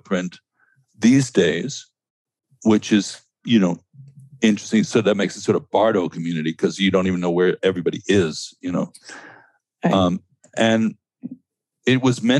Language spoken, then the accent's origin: English; New York City, New York, United States; I grew up in Stuyvesant Town in New York